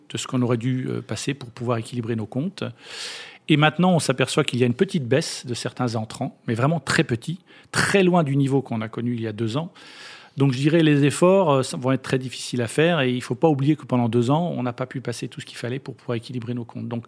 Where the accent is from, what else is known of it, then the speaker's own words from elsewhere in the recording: France; et puis nous-mêmes, en tant que Français, on a nos propositions